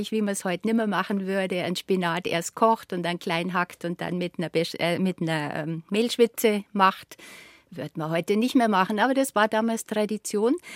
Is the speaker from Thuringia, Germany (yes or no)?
no; Bavaria, Germany; bei uns im Allgäu war ja